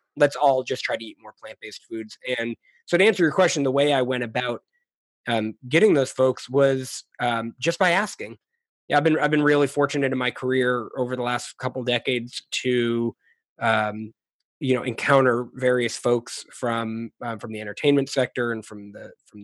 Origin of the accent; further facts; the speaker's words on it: New England, United States; moved away as an adult; also born or lived in Philadelphia / Washington, D.C. area / Maryland / New Orleans; now in Austin, United States; I grew up in the Northeast in New England, but I've been kind of making my way south and west ever since. I've moved around quite a bit.